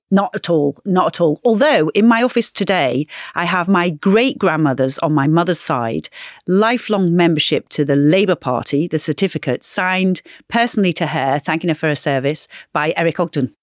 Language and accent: English; Knowsley, North West England, United Kingdom; growing up in Knowsley